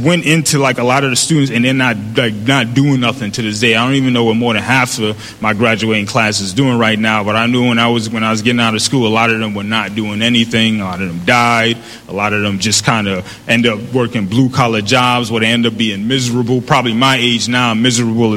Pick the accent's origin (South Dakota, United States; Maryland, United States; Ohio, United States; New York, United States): New York, United States; New York City; growing up in the Bronx